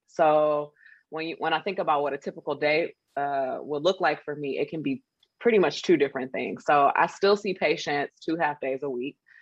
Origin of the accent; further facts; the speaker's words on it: Detroit, Michigan, United States; I am from a factory town. Okay. I am from Detroit.